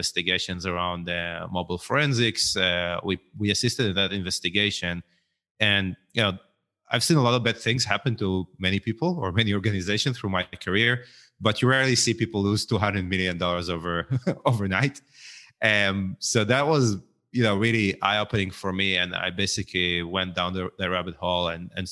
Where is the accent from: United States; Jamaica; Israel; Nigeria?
Israel; grew up in Israel